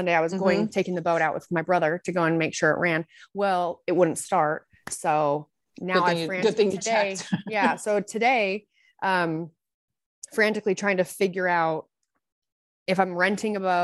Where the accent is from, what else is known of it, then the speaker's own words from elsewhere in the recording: Southern Utah, United States; I'm from Southern Utah